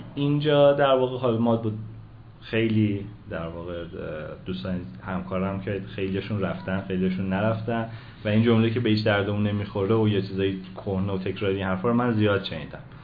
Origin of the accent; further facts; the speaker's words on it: Tehran, Tehran Province, Iran; متولد تهران 18 شهریور 63